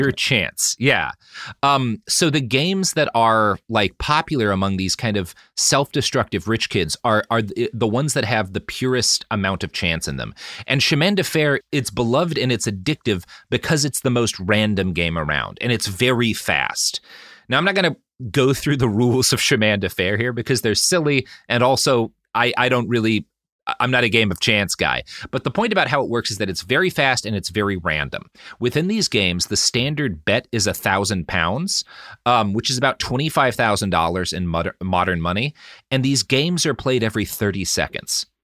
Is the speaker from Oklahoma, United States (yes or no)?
yes; Oklahoma, United States; I come from Oklahoma